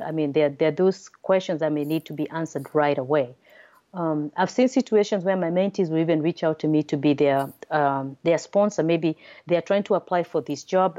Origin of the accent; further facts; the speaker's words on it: Nairobi, Kenya; also born or lived in Massachusetts, United States; now in United States; originally, I'm from Nairobi, Kenya, um, then came to the United States for my father education